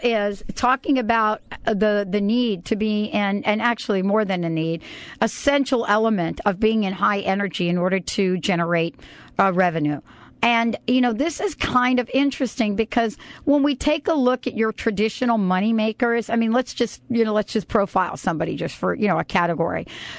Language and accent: English; New York, United States; because I'm from New York